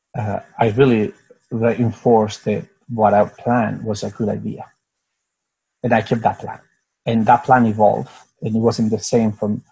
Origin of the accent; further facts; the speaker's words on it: Spain; moved away; also born or lived in United States / Singapore; I'm from Spain, and I was born in a place that we had a dictatorship